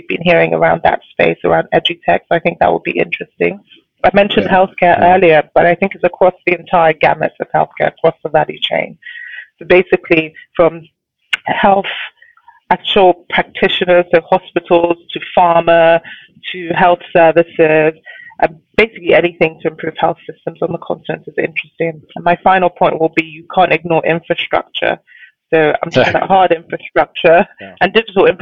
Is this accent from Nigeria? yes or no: yes; Nigeria; I'm Nigerian.